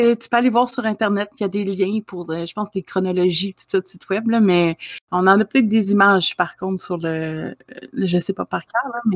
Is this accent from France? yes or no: no; Quebec, Canada; je suis euh, du Québec aussi